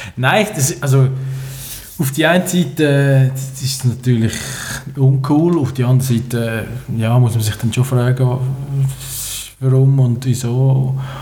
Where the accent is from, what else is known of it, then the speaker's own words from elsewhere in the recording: Switzerland; als Schweizer